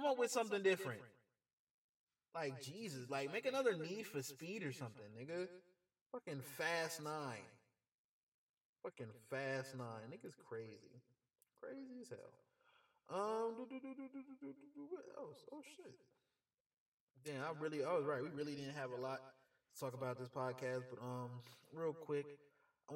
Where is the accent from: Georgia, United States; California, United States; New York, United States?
Georgia, United States; Atlanta; my hometown of Atlanta